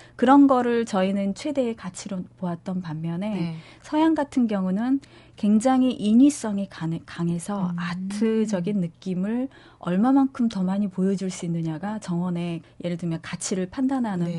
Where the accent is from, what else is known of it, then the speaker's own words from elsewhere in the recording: South Korea; moved away as an adult; also born or lived in United Kingdom; 제가 한국에서 왔다